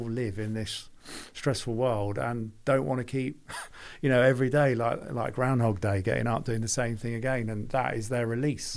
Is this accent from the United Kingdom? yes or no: yes; London, United Kingdom; moved away as an adult; also born or lived in Birmingham; I'm from London